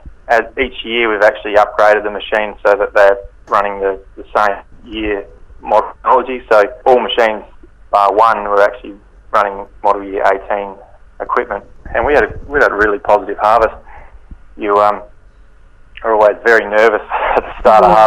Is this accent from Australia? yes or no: yes; Kangaroo Island, South Australia, Australia; also born or lived in Adelaide; I'm from Kangaroo Island. I grew up here on a grain farm